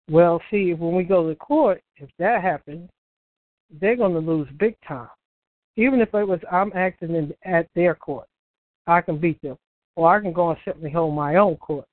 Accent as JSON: {"language": "English", "country": "United States", "said": "I'm not from England. Okay, so I'm American"}